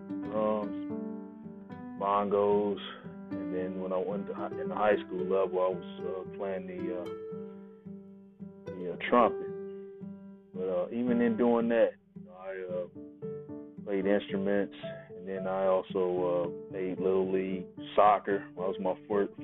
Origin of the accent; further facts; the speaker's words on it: Tulsa, Oklahoma, United States; moved away; Growing up in Tulsa, Oklahoma, was a little different